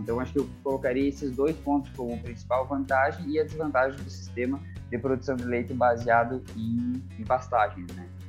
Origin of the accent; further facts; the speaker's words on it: Santa Catarina, Brazil; eu sou natural de Santa Catarina